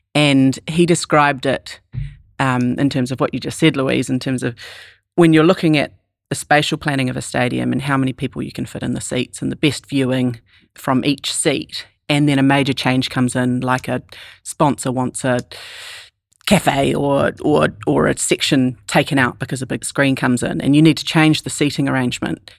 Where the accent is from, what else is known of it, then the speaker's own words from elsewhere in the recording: New Zealand; moved away as an adult; also born or lived in New York City, United States; as a Kiwi